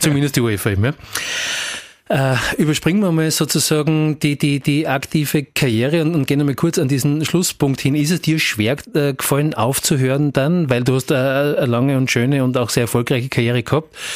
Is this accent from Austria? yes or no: yes; Graz, Styria, Austria; als eben auch Grazer damals